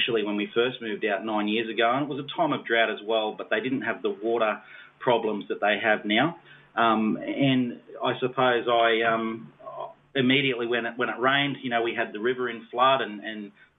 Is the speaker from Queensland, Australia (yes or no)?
no; Sydney, New South Wales, Australia; Well, I suppose I moved up here from Sydney. God called us to the outback, and we really had no idea that he was going to call us here